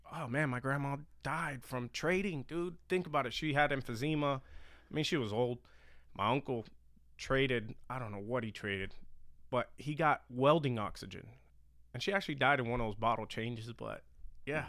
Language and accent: English; Miami, Florida, United States; I grew up in Miami, late eighties, or just nineties